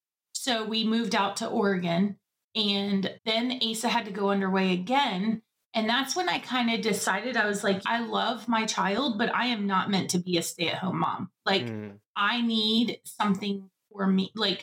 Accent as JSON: {"language": "English", "town": "Guantanamo Bay", "region": "Guantánamo", "country": "Cuba", "tie": "born or raised there", "said": "So I was visiting my parents. I grew up in Guantanamo Bay."}